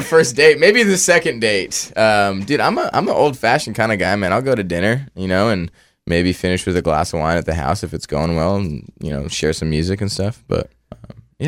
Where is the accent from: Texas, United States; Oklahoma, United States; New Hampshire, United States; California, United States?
California, United States; Orangevale; I grew up in a town called Orangeville, and, uh, it's outside of Sacramento